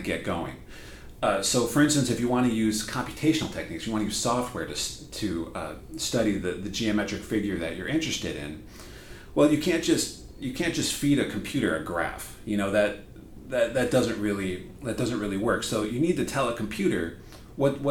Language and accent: English; Wisconsin, United States; moved away as an adult; also born or lived in Nebraska / Bonn, Germany / Madison, Wisconsin; now in Auburn, United States; I grew up in Wisconsin.